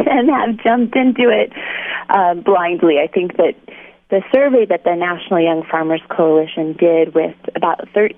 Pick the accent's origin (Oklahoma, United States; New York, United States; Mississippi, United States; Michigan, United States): Oklahoma, United States; also born or lived in California; I'm originally from Oklahoma